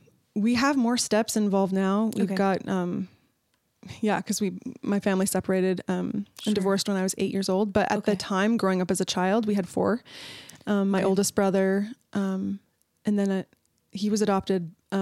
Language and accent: English; Canada; now in United States; I'm from Canada.